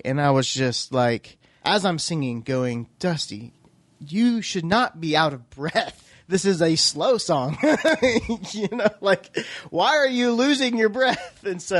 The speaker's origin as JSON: {"language": "English", "region": "Oklahoma", "country": "United States", "said": "But, come on, we're from Oklahoma, so you gotta."}